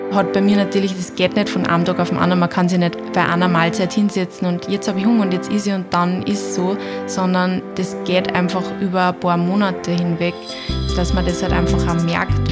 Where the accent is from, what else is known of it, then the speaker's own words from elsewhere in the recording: Upper Austria, Austria; moved away as an adult; now in Vienna, Austria; Ich komme ursprünglich auch aus Oberösterreich, genauso wie die Eva, bin aber mittlerweile schon seit zehn Jahren in Wien